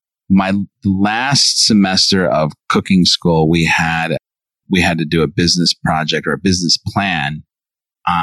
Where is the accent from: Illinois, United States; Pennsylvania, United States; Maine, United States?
Illinois, United States; Chicago; moved away; I grew up in Chicago, born and raised